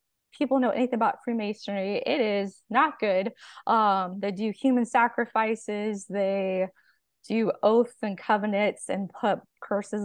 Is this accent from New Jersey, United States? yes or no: no; California, United States; moved away as an adult; now in Arkansas, United States; I'm originally from California. I was born and raised there.